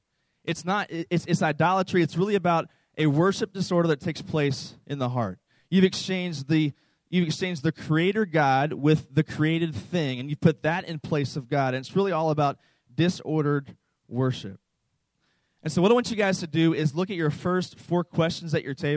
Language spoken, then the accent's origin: English; East Coast, United States; I was raised on the East Coast in a very conservative Southern Baptist church